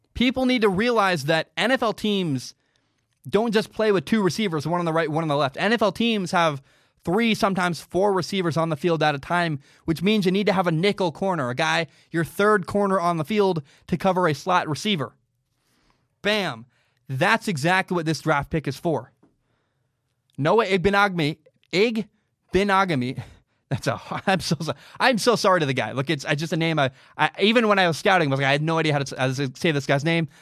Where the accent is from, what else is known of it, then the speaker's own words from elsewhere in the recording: Portland, Oregon, United States; I grew up in Portland, Oregon